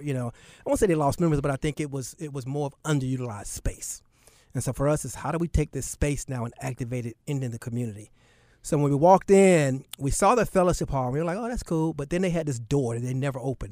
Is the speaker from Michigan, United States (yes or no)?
no; Charlotte, North Carolina, United States; also born or lived in Newark, New Jersey; was born in Newark, New Jersey. But as soon as I was born, I moved back to Charlotte.